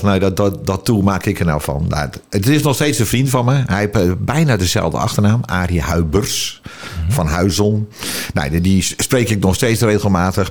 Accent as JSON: {"language": "Dutch", "town": "Alkmaar", "region": "North Holland", "country": "Netherlands", "tie": "born or raised there", "said": "ik ben geboren in Alkmaar, in de Oud Overdie, voor de kenners"}